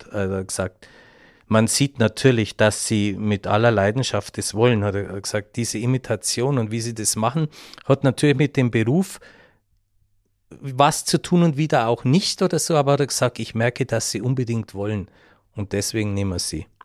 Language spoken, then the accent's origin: German; Bavaria, Germany; now in Austria; in Österreich hast du es als Bayer dann eh leichter. Also Bayern, ich, ich hatte einen guten Stand damals am, am Theater.